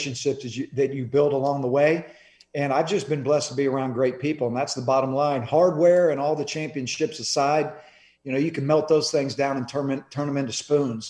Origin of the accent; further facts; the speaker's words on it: Clearwater, Florida, United States; I was born and raised in Clearwater, which is right next to Tampa